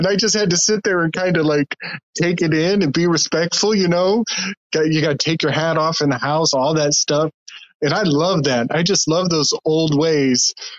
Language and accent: English; the North, United States; also born or lived in Charleston, South Carolina; they hated me because I was from the North. They called me a Yankee snowbird